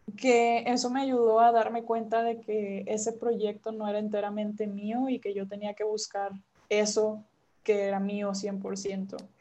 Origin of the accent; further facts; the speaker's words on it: Monterrey, Nuevo León, Mexico; yo soy regiomontana